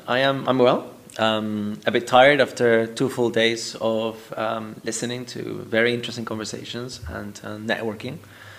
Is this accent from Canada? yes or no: no; Peru; moved away as an adult; also born or lived in United Kingdom; I'm Peruvian. I grew up in Peru. Then I lived for about 15 years in the UK.